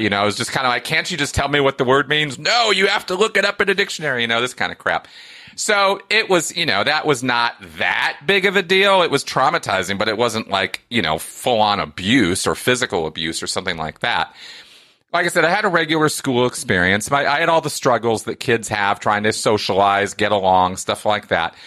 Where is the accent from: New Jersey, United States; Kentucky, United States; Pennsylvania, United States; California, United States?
California, United States; I grew up in California